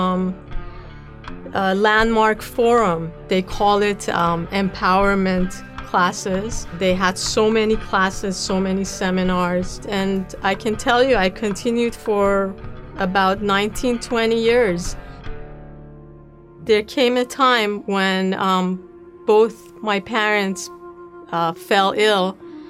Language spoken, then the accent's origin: English; Tehran, Tehran Province, Iran; moved away as an adult; also born or lived in New York; As a Jewish kid, growing up in Tehran, I went to a Jewish school